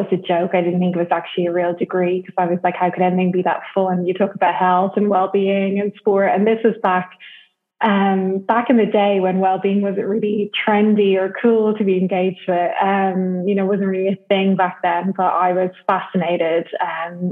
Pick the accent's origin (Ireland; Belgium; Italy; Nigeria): Ireland; Dublin, Leinster; moved away as an adult; also born or lived in United Kingdom / Saint-Gilles-Croix-de-Vie, France; So I am from Dublin in Ireland.